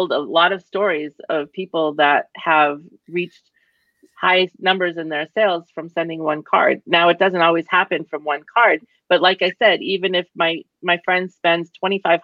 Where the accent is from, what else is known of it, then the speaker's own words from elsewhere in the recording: Boston, Massachusetts, United States; I'm from Boston